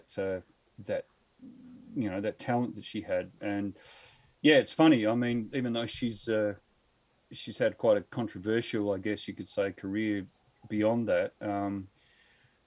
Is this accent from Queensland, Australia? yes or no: no; Victoria, Australia; now in Adelaide, Australia; I grew up in Victoria, which is in the eastern seaboard. So I grew up in a little country town over there of about 500 people and mostly dairy farms